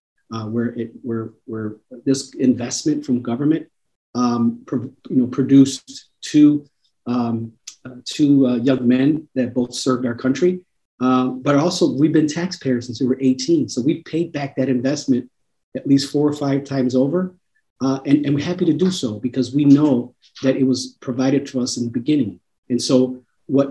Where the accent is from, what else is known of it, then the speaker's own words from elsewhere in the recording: Chicago, Illinois, United States; I grew up in Chicago Housing Authority. So I've seen my mom struggle as a single mom raising two boys in the city of Chicago